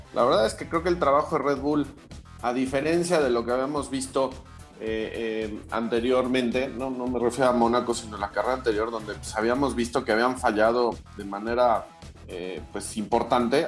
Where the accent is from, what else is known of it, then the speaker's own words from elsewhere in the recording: Mexico; como mexicano